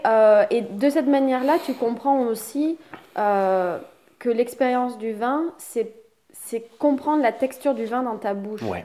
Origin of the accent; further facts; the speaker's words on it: Toulouse, Occitania, France; Je suis de Toulouse